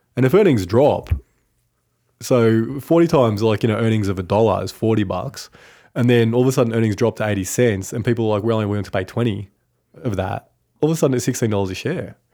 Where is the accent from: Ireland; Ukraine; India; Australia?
Australia; Cooma, New South Wales; Kuma, my hometown